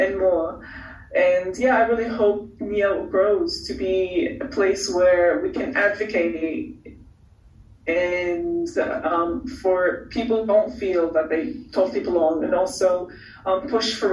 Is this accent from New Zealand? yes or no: yes; Auckland, New Zealand; Being from Auckland